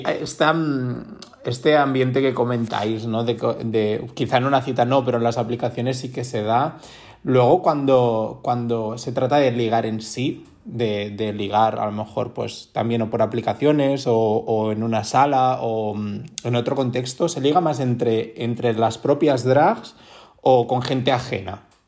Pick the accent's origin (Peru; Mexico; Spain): Spain; Barcelona, Catalonia; yo soy de Barcelona